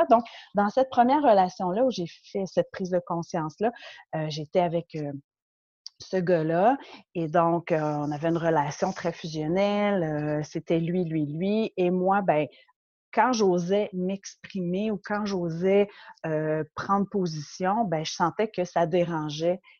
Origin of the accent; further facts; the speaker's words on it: Montreal, Quebec, Canada; je suis québécoise, ouais, née à Montréal et je vis maintenant à la campagne.